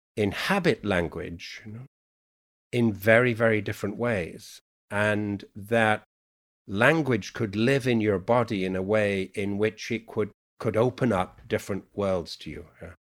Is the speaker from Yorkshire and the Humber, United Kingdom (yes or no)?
yes; Yorkshire and the Humber, United Kingdom; accent: Yorkshire; And so I have 3 accents, which is a kind of, or 4, I received English from college, my Yorkshire dialect, which is a full dia